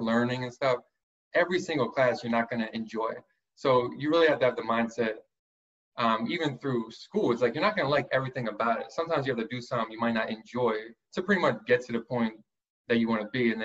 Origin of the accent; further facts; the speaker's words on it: Mount Laurel, New Jersey, United States; also born or lived in Philadelphia area, Pennsylvania; So I was born outside of Philly, but I grew up in Mount Laurel, New Jersey